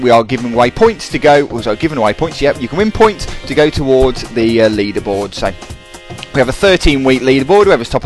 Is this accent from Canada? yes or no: no; England, United Kingdom; as we're English